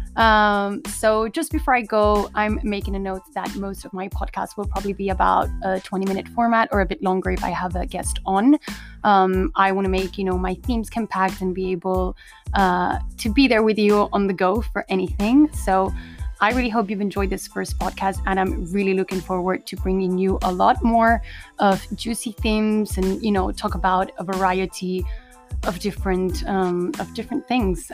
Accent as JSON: {"language": "English", "region": "Canary Islands", "country": "Spain", "said": "I am originally from the Canary Islands."}